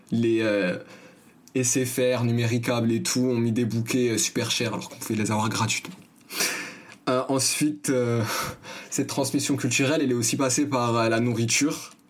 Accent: Paris, Île-de-France, France; also born or lived in Asnières; Comme je l'ai dit, je suis né à Agnières, j'ai fait un bref euh, des tours euh, dans le quartier de la Goutte d'Or, dans le 18e arrondissement, jusqu'à mes 5 ans.

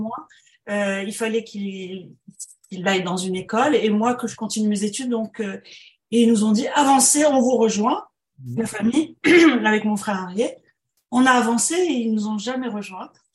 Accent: Morocco; first language French; moved away; also born or lived in France / Montreal, Canada; quand on vient du Maroc

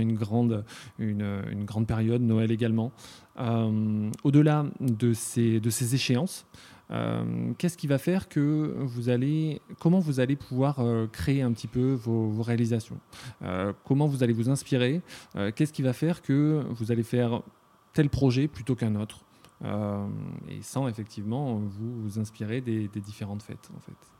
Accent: Ussel, Nouvelle-Aquitaine, France; à Ussel, là d'où je viens.

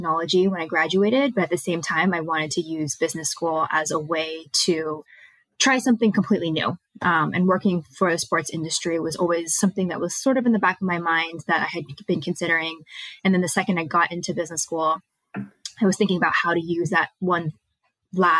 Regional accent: San Francisco, California, United States; moved away as an adult; also born or lived in East Coast; I'm from the Bay Area. And so I grew up in San Francisco

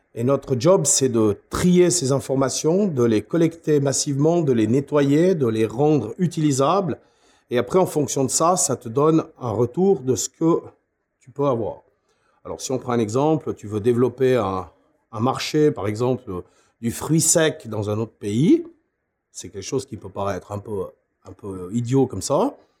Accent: Switzerland; chez nous, en Suisse, Migros et Coop

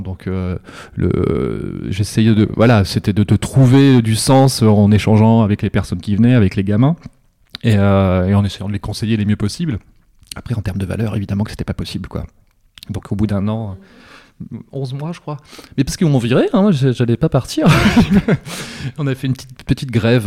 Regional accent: Pas-de-Calais, Canche valley, Hauts-de-France, France; je viens du Pas-de-Calais, vraiment de, alors pas des mines, mais une cinquantaine de bornes, euh, la vallée de la Canche

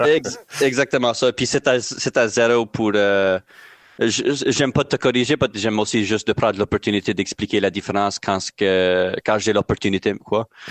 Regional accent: Nova Scotia, Canada; accent: Acadian French (Nova Scotia)

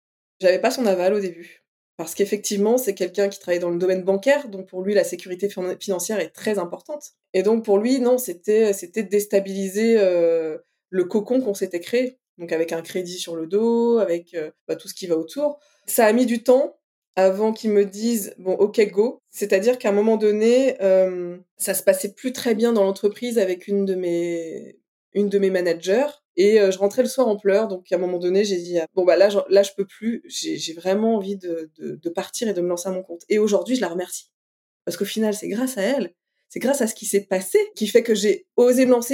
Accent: Brittany, France; on a un festival chez nous, en Bretagne

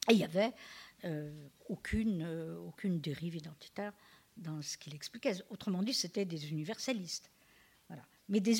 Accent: France; écoutez, je vais vous embêter, là, mais je suis française.

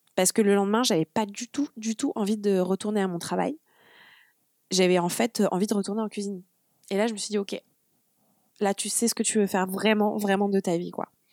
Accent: Le Havre, Normandy, France; also born or lived in Brussels; Je suis normande. Donc, je suis née au Havre

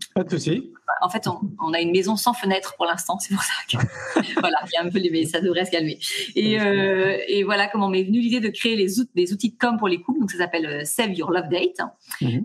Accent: Nantes, Pays de la Loire, France; moved away as an adult; now in Toulon, France; je suis pas du tout originaire de, de, là, je suis originaire de Nantes, mais on vient de poser nos valises sur Toulon.

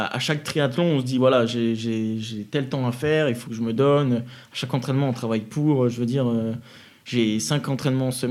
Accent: Ardennes, Grand Est, France; moved away as an adult; now in near Orange, France; je suis pas du tout natif de la région. Je viens des Ardennes, dans le nord-est.

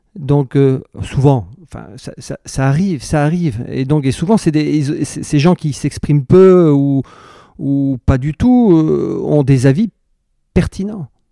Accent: Brittany, France; je suis breton et que, à quatre ans, j'étais sur un bateau

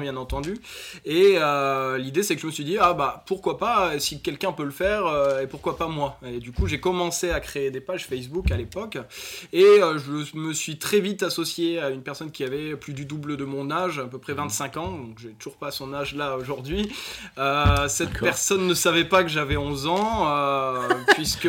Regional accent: Nord, near Lille, Hauts-de-France, France; je suis d'origine du Nord, à Hasbrook pour ceux à qui ça parle, du Nord de la France au Nord de l'île

